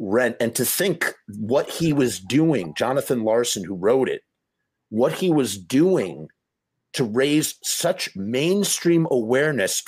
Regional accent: Scarsdale, New York, United States; I am born and raised Scarsdale

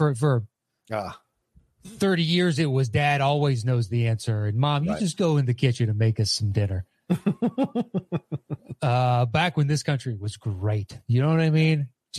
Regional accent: the South, United States; technically, I'm from the South, and I don't sound like it in the slightest.

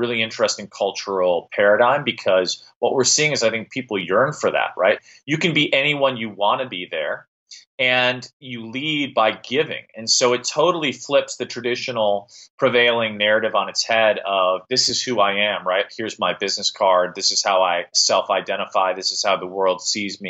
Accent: Midwest, United States; moved away; I'm from the Midwest and go back frequently

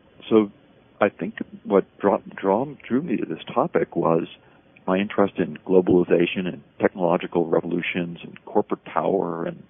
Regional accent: Boston, Massachusetts, United States; born there; also born or lived in Detroit / Chicago; now in Oakland, United States; Well, I was born in Boston. I didn't do very well in school.

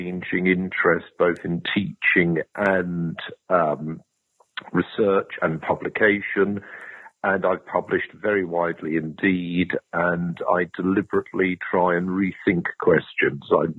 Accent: London, United Kingdom; moved away as an adult; also born or lived in Durham / Newcastle / Exeter; I'm a Londoner

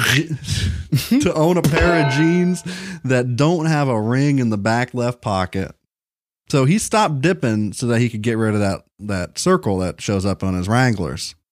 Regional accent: Kentucky, United States; I was born in Kentucky

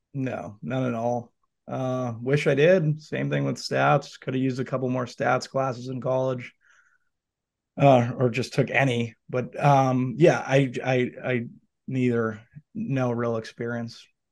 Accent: Boston, Massachusetts, United States; I grew up in the North End

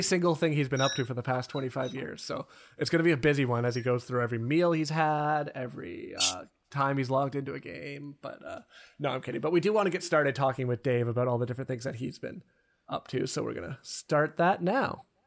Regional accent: Canada; I'm also Canadian

